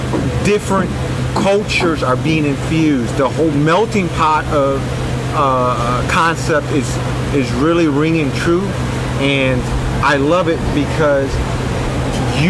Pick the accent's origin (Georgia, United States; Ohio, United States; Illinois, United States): Illinois, United States; Chicago; moved away as an adult; now in Houston, United States; But I was born and raised in Chicago, so we have a lot of culture.